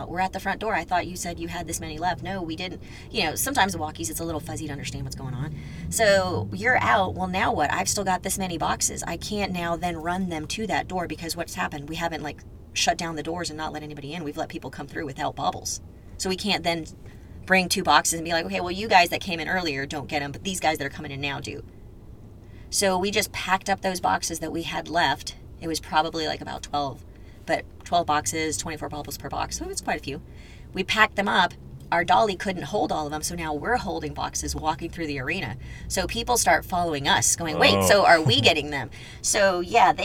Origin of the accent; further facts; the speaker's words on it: Houston, Texas, United States; born and raised in Houston